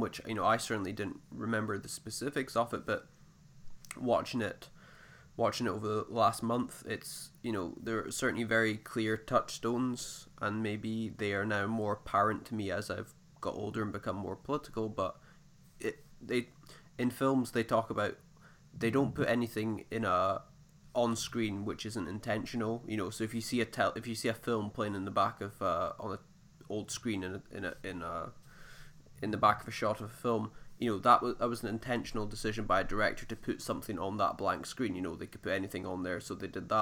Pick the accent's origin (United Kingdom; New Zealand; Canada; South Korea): United Kingdom; as a British person